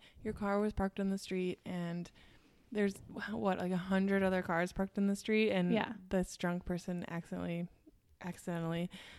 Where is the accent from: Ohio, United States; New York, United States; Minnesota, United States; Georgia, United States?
Minnesota, United States; accent: Minnesota; also born or lived in Chicago